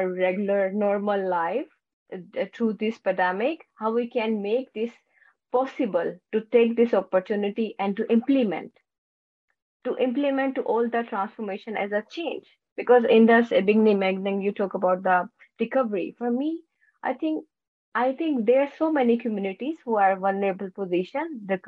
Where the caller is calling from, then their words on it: Netherlands; I'm joining from Netherlands in a very rainy and very Dutch weather today.